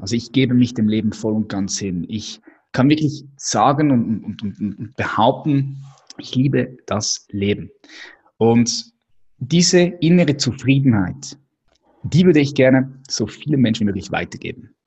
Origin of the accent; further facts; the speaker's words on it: Adliswil, Zurich, Switzerland; Ich bin aufgewachsen hier in der Schweiz, in Adliswil